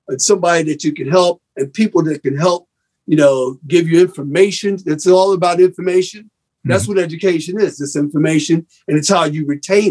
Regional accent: New York, United States; I was raised in the Grant Projects, right down the block from Columbia University

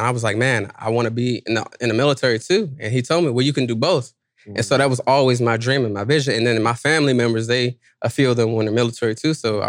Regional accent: Washington, District of Columbia, United States; I'm from D.C.

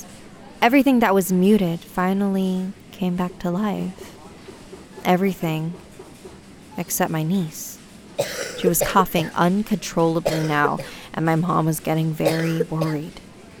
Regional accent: China; Growing up in China, I remember forcing my eyes shut as hard as I could every night

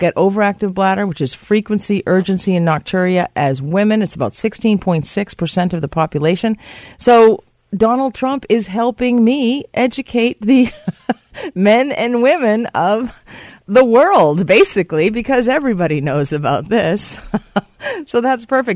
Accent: United States; now in Canada; the United States of America, my home country.

